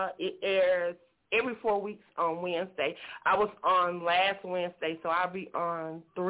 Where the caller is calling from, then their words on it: Myrtle Beach, South Carolina, United States; I am calling from Myrtle Beach, South Carolina.